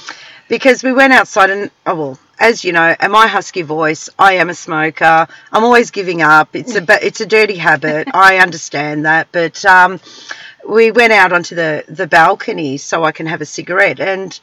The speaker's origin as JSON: {"language": "English", "town": "South Yarra", "region": "Victoria", "country": "Australia", "said": "I was from South Yarra."}